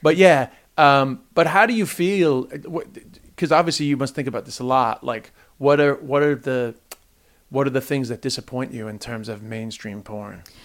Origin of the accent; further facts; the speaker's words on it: United States; now in Ireland; I grew up in the States